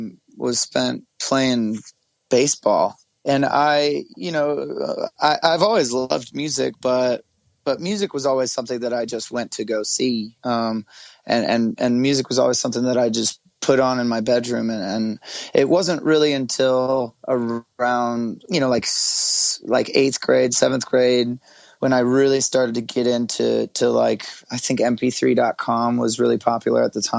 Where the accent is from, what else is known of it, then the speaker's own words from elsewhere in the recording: Tempe, Arizona, United States; also born or lived in Phoenix; Yeah, it's Tempe, but I was kind of born and raised, I mean, when you say Phoenix, everybody just kind of gets it.